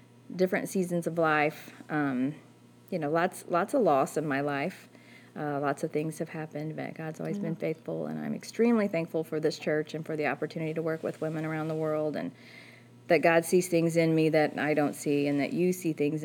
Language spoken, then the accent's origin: English; Park Hills, Missouri, United States; I'm from Park Hills, and I went to school at Central, graduated from there